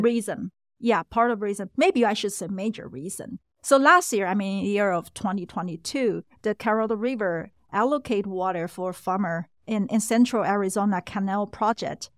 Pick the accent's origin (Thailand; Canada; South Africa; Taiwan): Taiwan; we came from Taiwan